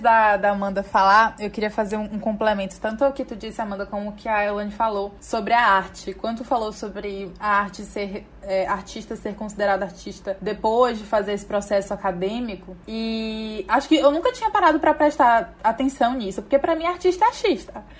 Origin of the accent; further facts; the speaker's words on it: Teresina, Piauí, Brazil; nascida e criada em Teresina, Piauí